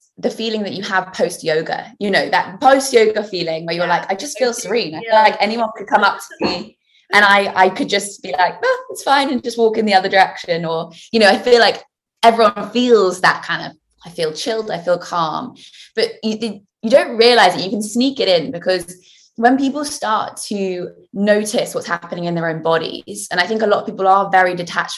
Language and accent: English; Winchester, South East England, United Kingdom; my hometown of Winchester